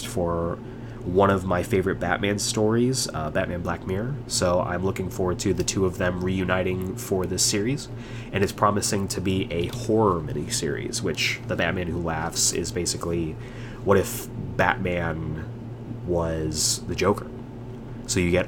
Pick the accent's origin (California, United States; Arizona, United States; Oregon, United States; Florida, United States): Arizona, United States; Tucson; moved away; I went back to Tucson this past weekend, kind of my hometown